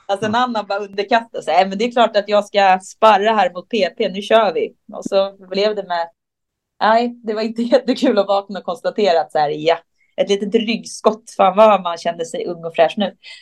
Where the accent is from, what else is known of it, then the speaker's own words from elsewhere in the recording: Stockholm, Stockholm County, Sweden; där jag är ifrån i Stockholm